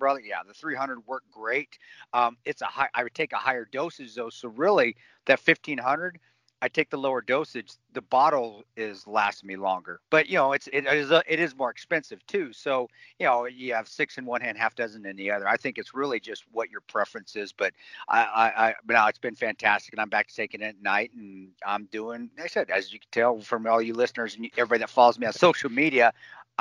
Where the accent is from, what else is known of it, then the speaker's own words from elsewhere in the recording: Alamosa, Colorado, United States; down there in southern Colorado, where I grew up in Alamosa